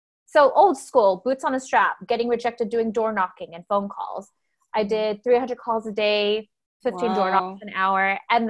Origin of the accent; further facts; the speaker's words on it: California, United States; moved away as an adult; also born or lived in Iowa; I'm born and raised in California, so I did the opposite. I moved to the Midwest.